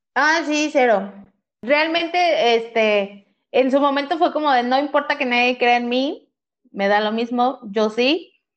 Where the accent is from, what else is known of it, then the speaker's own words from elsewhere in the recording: Ciudad Ayala, Morelos, Mexico; yo soy de Ciudad Ayala y estudiaba